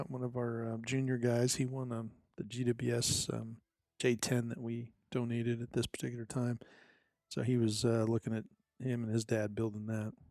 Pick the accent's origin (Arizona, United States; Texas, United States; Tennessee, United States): Arizona, United States; But for now … from Arizona, we'll uh, see you in two weeks.